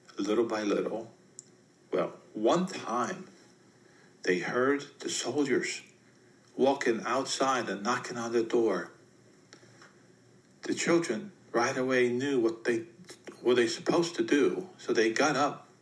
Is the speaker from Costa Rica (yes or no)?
no; Poland; When I was growing up in Poland, Poland was a communist country back then.